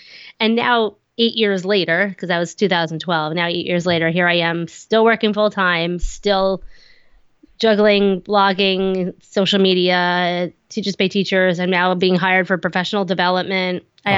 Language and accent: English; New York, United States; accent: Long Island; I'm on Long Island, if you can't tell from my thick accent.